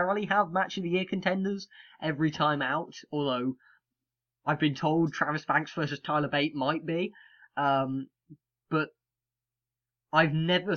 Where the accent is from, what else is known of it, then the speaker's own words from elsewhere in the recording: United Kingdom; being British